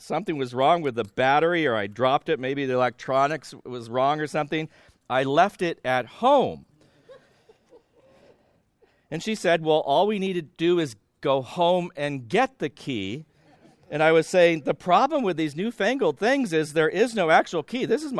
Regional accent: California, United States; I grew up loving the water. I grew up in Southern California. We had a pool in our backyard.

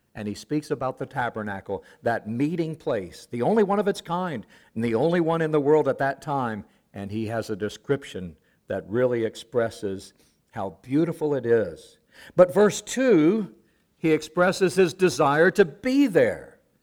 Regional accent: the South, United States; also born or lived in Africa; I'm from the South.

